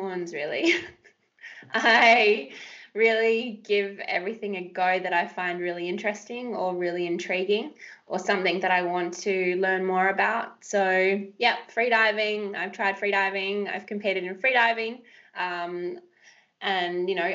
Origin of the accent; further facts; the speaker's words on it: Western Australia, Australia; I grew up in West Australia, ocean born, love the surf